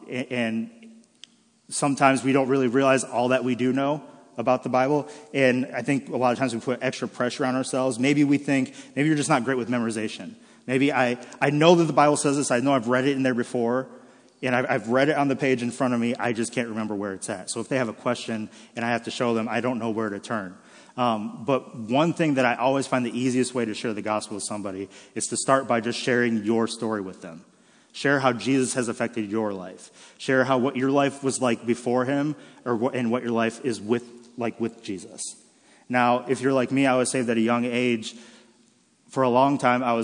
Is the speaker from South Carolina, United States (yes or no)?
no; Michigan, United States; born and raised in Michigan